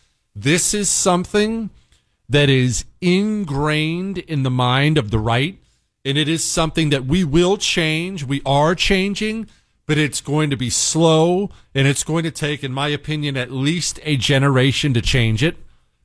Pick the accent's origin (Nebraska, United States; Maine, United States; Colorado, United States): Maine, United States; I grew up in Maine when the completely useless Susan Collins was first running for senator